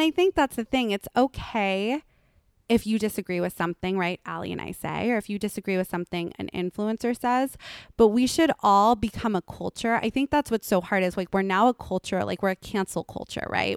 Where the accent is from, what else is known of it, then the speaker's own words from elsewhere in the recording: Los Angeles, California, United States; I'm from Lo-, Los Angeles